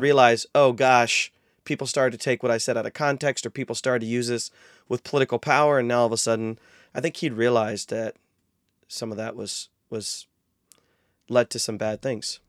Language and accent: English; North Central Ohio, United States; I actually was born and raised in North Central Ohio